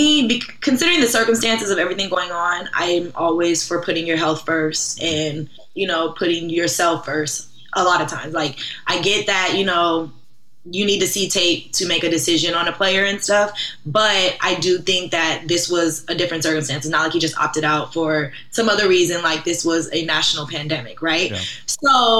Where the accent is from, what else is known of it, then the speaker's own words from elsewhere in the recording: Los Angeles, California, United States; I'm originally from Los Angeles, California. I went to Washington State for undergrad, where I ran track, and then I went to grad school at USC.